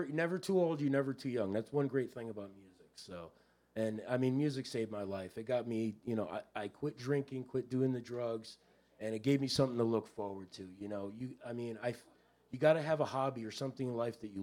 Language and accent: English; Miami, Florida, United States; now in Newport, Rhode Island, United States; I grew up in Miami with David.